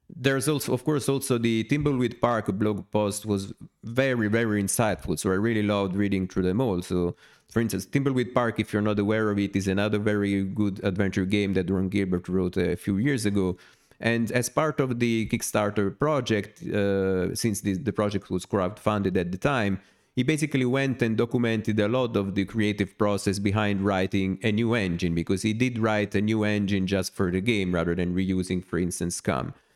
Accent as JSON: {"language": "English", "town": "Naples", "region": "Campania", "country": "Italy", "said": "since I'm from Naples, from in the south of Italy"}